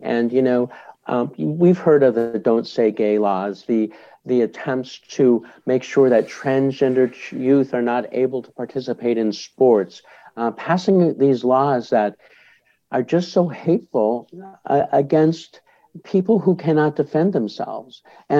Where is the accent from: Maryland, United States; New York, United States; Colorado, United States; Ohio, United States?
Colorado, United States; Boulder; I'm part of an organization in my hometown of Boulder, Colorado.